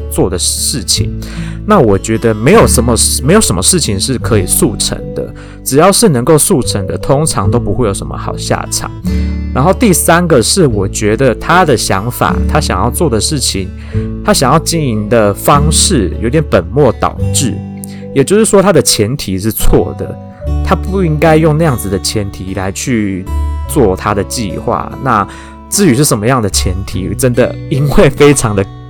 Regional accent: Taiwan; 我本人是台湾出生、长大、土生土长的台湾人

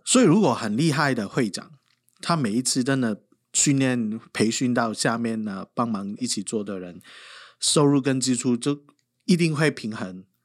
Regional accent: Hong Kong; now in Taiwan; 平常我们香港人来到这边

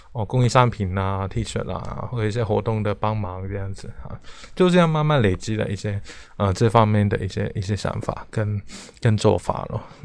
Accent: Hong Kong; moved away as an adult; also born or lived in Taipei, Taiwan; now in Taiwan; 我是，呃，从香港来的一个， 一个， 一个，不能说学生啊。 啊， 我， 我来台湾念台北艺术大学的美术系，哈，应该是，这大概是二零零六年来的了

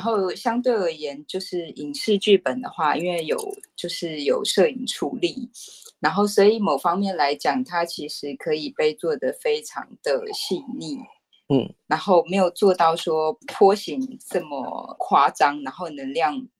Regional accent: Taipei, Taiwan; 我其实是一个土生土长的台北人

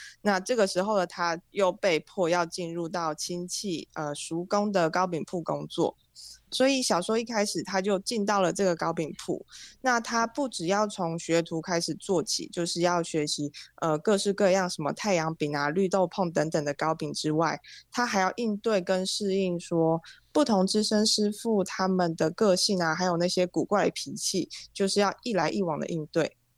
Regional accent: Taichung, Taiwan; 我是百分之百，就是一百 percent 的台中人，因为我从出生到现在，然后不管是求学或是工作阶段，我其实都没有离开过台中，就是有点 有点久了啦，就是一直都在台中

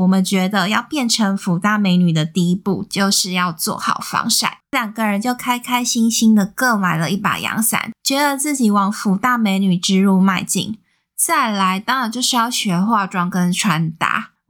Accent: central Taiwan, Taiwan; moved away as an adult; also born or lived in Taipei; 我本身是中部人，

